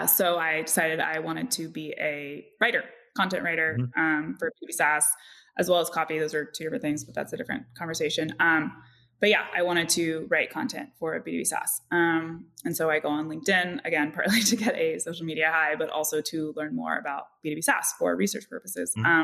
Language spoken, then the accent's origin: English; Bay Area, California, United States; I grew up in the Bay Area